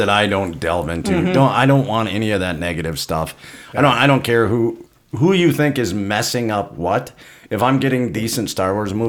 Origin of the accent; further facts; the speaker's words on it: Carrington, North Dakota, United States; moved away; none of those came to my hometown.